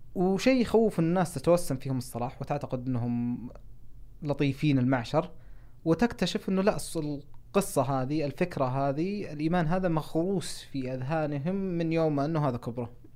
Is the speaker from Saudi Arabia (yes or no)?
yes; Saudi Arabia; moved away as an adult; also born or lived in Seattle, Washington, United States; انا ما قد طلعت ابدا من السعوديه قبل ما اروح ادرس